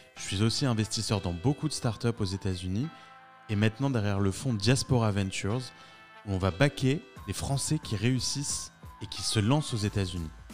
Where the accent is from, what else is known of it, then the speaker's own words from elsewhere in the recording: France; moved away as an adult; now in New York, United States; j'ai grandi en France, je suis venu à New York euh, pour la première fois avec mes parents à 11 ans